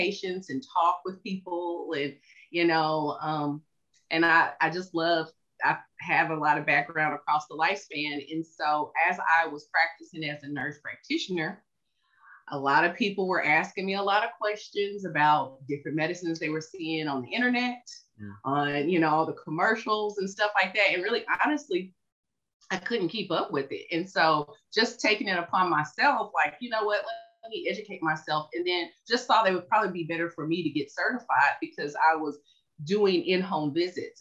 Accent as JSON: {"language": "English", "region": "Tennessee", "country": "United States", "moved": "as an adult", "lives_now": "Dallas, United States", "said": "I'm from Tennessee"}